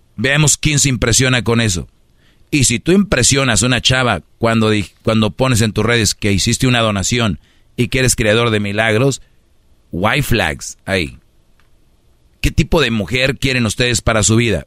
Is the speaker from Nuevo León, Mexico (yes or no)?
yes; Monterrey, Nuevo León, Mexico; moved away; soy de Monterrey